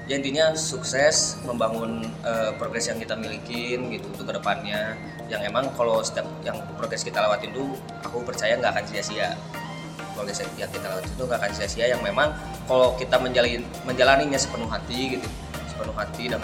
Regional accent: Bandung, West Java, Indonesia; Aku asalnya dari Bandung

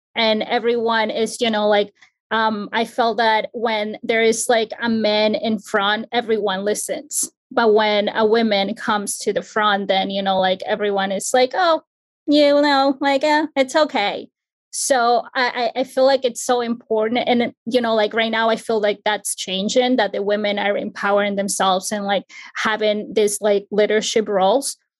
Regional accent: Ecuador; now in New Jersey, United States; I'm from Ecuador, but I currently reside in New Jersey

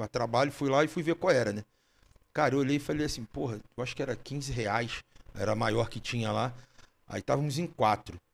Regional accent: Rio de Janeiro, Brazil; E eu fico impressionado porque, vamos lá, também sou carioca, como a gente falou

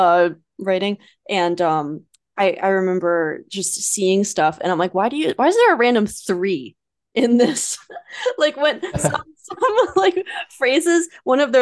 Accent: United States; growing up in America

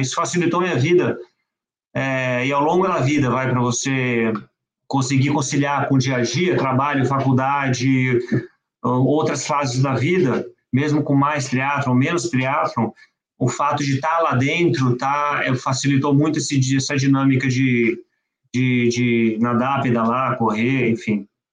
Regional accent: São Paulo, Brazil; also born or lived in France; a minha vida dentro do Pinheiros, que eu sempre pratiquei esporte no Pinheiros, moro, mora, morava quando era pequeno e moro ainda

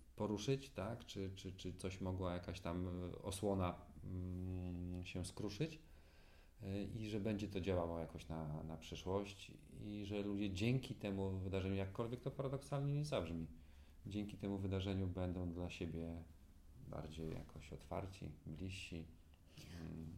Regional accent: Gdańsk, Pomeranian Voivodeship, Poland; born or raised there

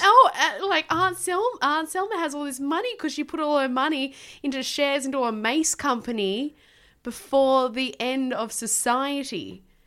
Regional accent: Tasmania, Australia; moved away; I grew up in Tasmania

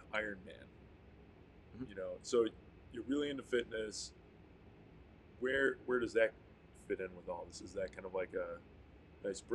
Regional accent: United States; I'm from the South Towns. We would play Ultimate Frisbee all the time.

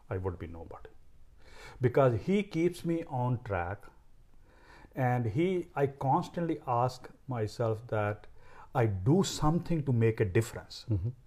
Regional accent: India; born or raised there; moved away as an adult; now in San Diego, United States

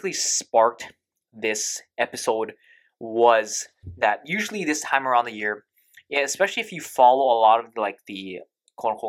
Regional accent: United States; I am also American

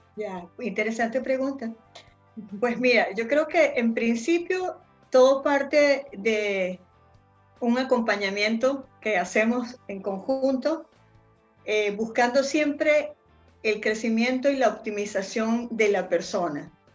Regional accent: Venezuela; moved away as an adult; also born or lived in Spain; now in Chile; soy venezolana, radicada en Chile desde hace, yo creo que van a ser casi seis años

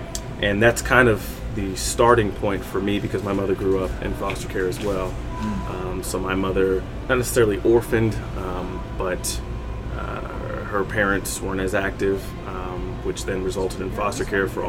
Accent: Kentucky, United States; also born or lived in Germany; So I was born in Germany. My father was in the United States Army. He retired in Kentucky with my family, so my parents were in my life my whole time, and still are currently.

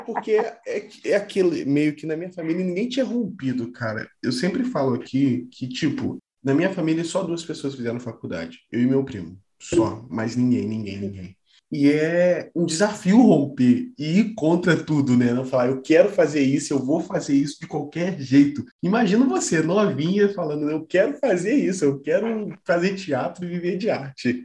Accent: Volta Redonda, Rio de Janeiro, Brazil; moved away as an adult; now in São Paulo, Brazil; Eu sou do Rio e tal, eu absorvi muito daquilo lá, apesar de eu, nasci, eu ser nascido no interior do Rio

